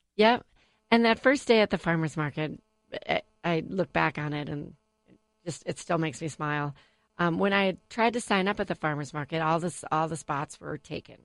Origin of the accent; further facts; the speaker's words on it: United States; I grew up in Whitbread Lake